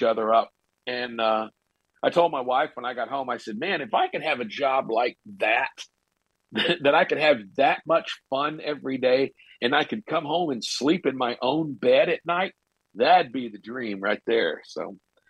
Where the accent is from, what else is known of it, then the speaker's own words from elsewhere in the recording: Murray, Kentucky, United States; moved away; Mayfield is right near my hometown of Murray.